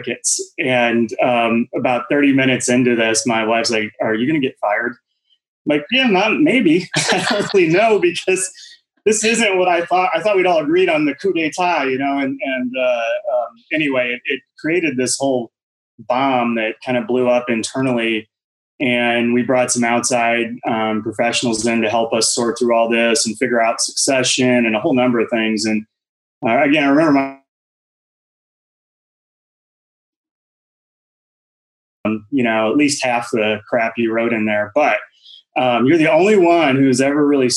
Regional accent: Fort Wayne, Indiana, United States; moved away as an adult; also born or lived in Terre Haute, Indiana / Scottsdale, Arizona; growing up in Fort Wayne, Indiana, and then going to college at Indiana State and Terre Haute

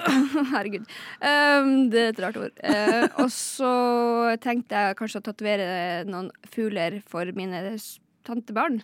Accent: Lakselv, Finnmark, Norway; er fra Lakselv i Finnmark

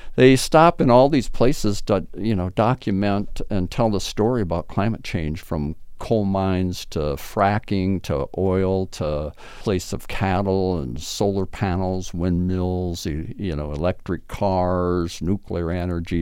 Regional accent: Blue Earth, Minnesota, United States; now in St. Peter, United States; I grew up in Mino-, Minnesota, Blue Earth, Minnesota

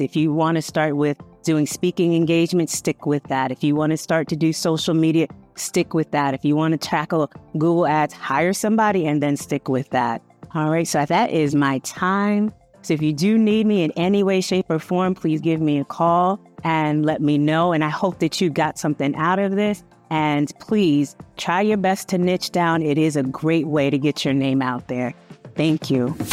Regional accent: Hartford, Connecticut, United States; I'm from Hartford, Connecticut

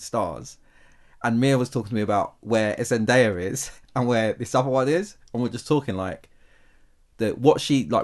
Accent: United Kingdom; as a Brit

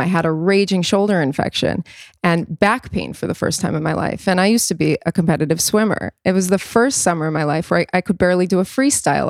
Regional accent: New York, United States; I was born in New York, I was born into all

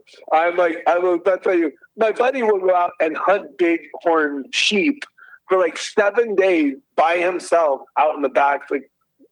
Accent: just outside of Detroit, Michigan, United States; moved away; I grew up in just outside of Detroit, so we're all Midwest

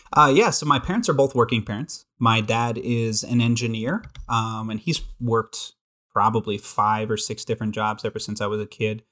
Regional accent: Billings, Montana, United States; born and raised in Billings, Montana

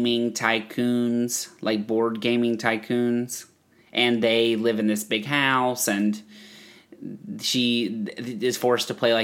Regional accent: Hillsboro, United States; born or raised there

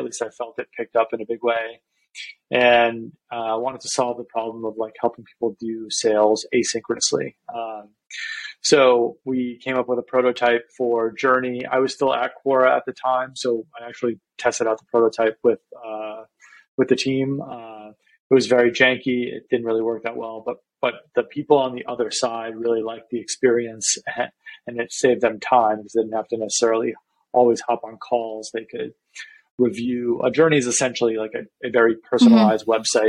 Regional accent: New York, United States; I'm from New York. And that's actually where I am today

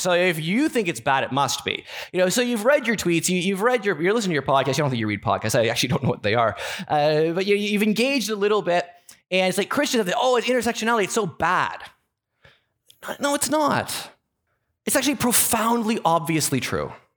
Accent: Canada; As a Canadian

